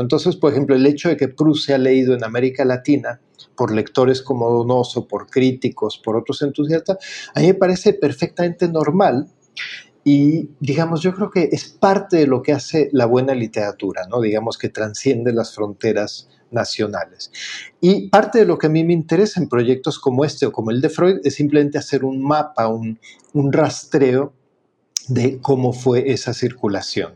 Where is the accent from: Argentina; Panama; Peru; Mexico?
Mexico; como decimos en México